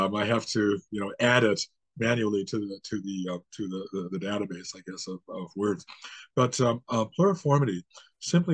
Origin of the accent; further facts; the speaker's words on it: United States; now in Canada; I was actually born and raised in the United States